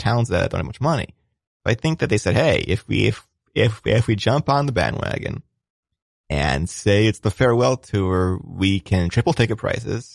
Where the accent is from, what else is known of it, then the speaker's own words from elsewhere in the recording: Cleveland, Ohio, United States; I'm from Cleveland